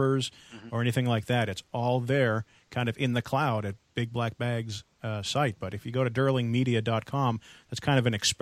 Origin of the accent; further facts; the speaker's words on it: East Coast, United States; also born or lived in Metro Boston area; now in West Coast, United States; I come originally from the East Coast where we had radio systems and paging systems